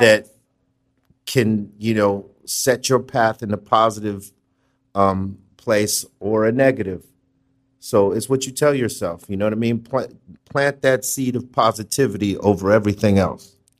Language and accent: English; Los Angeles, California, United States; from L